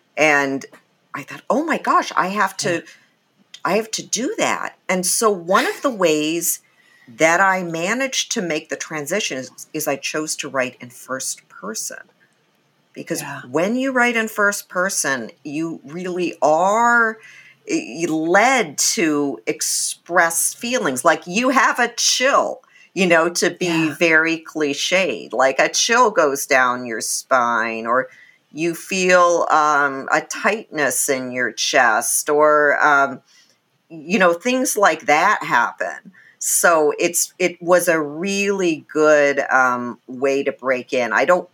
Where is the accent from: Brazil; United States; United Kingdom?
United Kingdom; England; born there; I was born in England. My dad is from India. My mom is from Germany.